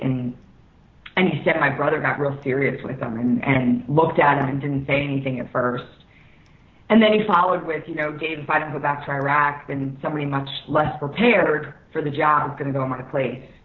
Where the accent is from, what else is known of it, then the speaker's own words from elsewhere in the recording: Philadelphia, Pennsylvania, United States; We're from the Philadelphia area